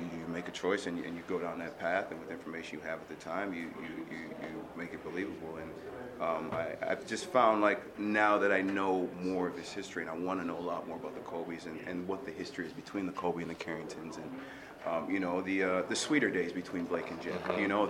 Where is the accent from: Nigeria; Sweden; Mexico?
Nigeria; now in United States; You know, I'm a Nigerian immigrant, came from humble beginnings and hardworking family, and half my siblings are doctors